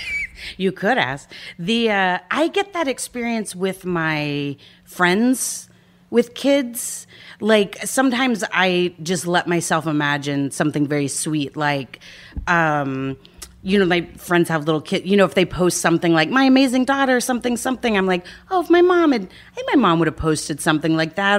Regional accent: Dallas, Texas, United States; moved away as an adult; also born or lived in Austin, Texas; now in Los Angeles, United States; I grew up in Dallas

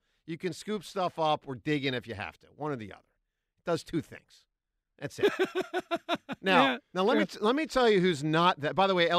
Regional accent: Philadelphia, Pennsylvania, United States; as a Philadelphian and as a Sixers fan

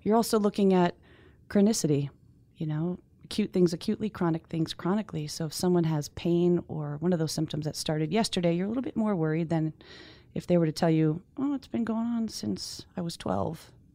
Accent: Northeast, United States; I'm from the Northeast

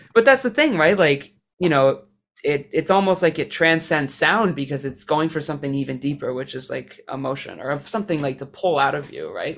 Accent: Canada; I'm Canadian

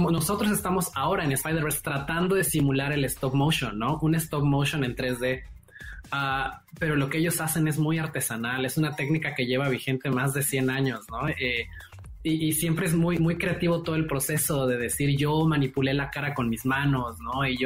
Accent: Mexico; pero sí somos algunos mexicanos.

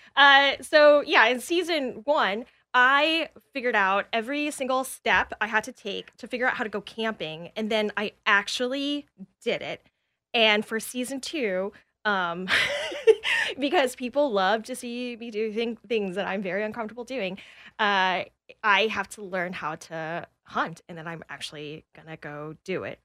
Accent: Atlanta, Georgia, United States; I'm from Atlanta

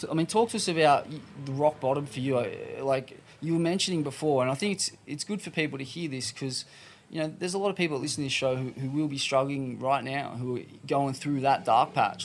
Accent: Sydney, New South Wales, Australia; I'm from Bondi

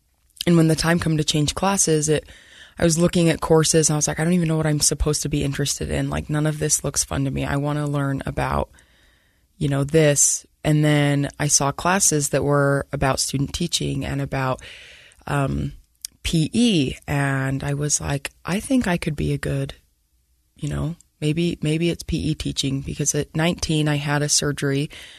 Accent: Centerville, Utah, United States; So I grew up in Centerville and I went to Viewmont High School

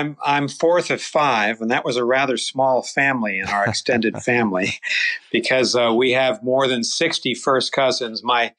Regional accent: Wellesley, Massachusetts, United States; So I grew up in Wellesley, Massachusetts, a suburb of Boston. Obviously, Catholicism was important to us. We were a very religious family, went to church every Sunday.

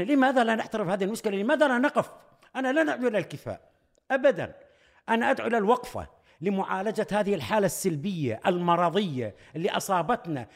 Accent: Iraq; كعراقيين وكعرب سنة

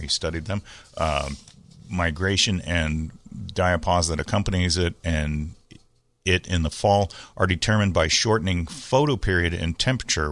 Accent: San Diego, California, United States; when I was a kid growing up in Bay Park, we had an alley

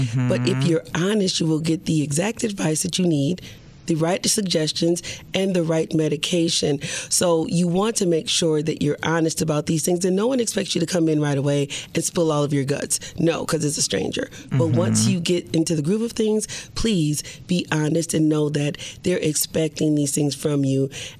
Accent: Milwaukee, Wisconsin, United States; I grew up in Milwaukee, yeah. Wisconsin.

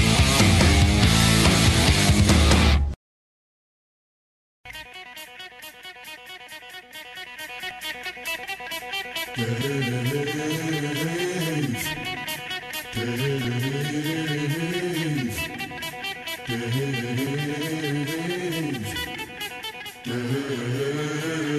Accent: Indiana, United States; moved away; I'm from Indiana

